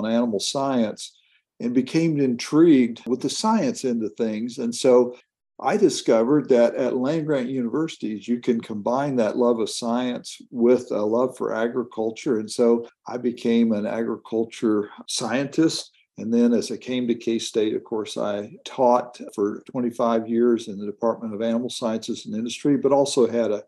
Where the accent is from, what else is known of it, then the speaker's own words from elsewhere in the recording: Bowling Green, Kentucky, United States; now in Kansas, United States; I'm a native of Kentucky specifically. I grew up in Bowling Green, Kentucky